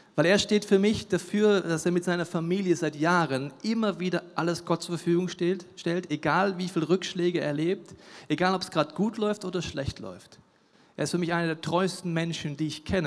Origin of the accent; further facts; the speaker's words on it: Franconia, Bavaria, Germany; Ich bin in Franken geboren